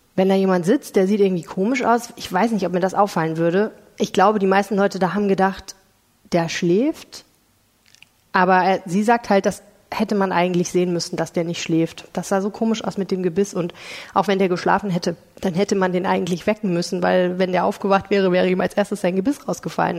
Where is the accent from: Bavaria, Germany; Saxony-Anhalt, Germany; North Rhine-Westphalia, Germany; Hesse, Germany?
Saxony-Anhalt, Germany; Stendal; now in Düsseldorf, Germany; in Stender Sachsen-Anhalt